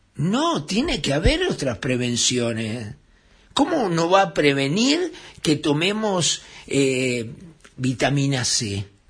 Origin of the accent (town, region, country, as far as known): Uruguay